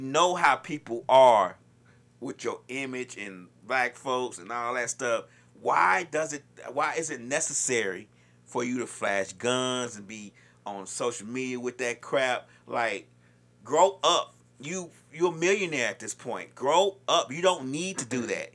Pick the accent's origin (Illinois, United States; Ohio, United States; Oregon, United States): Illinois, United States; Chicago; I'm from Chicago